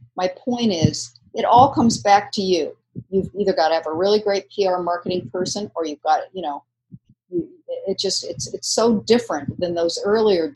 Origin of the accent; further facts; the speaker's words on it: New York, United States; moved away; I was from New York originally